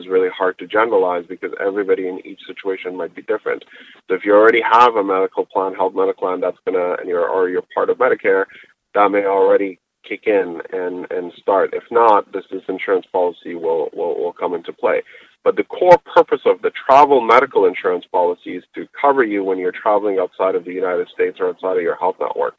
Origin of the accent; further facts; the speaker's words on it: Canada; I'm a Canadian and I do travel to US quite a bit